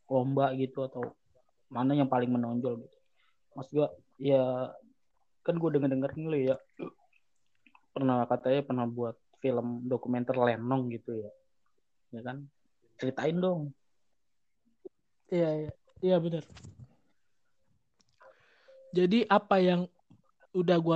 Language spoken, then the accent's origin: Indonesian; Jakarta, Indonesia; yang membuat gue tahu gue orang Betawi itu pertama